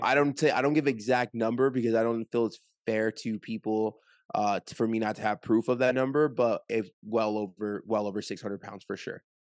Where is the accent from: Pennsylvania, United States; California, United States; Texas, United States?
California, United States; Orange County; moved away as an adult; now in Las Vegas, United States; I'm from Orange County, California, currently live, uh, just moved to Las Vegas